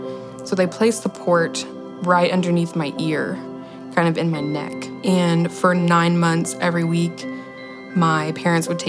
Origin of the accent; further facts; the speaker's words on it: Friendswood, Texas, United States; I'm 23 years old, and I'm from Friendswood, Texas.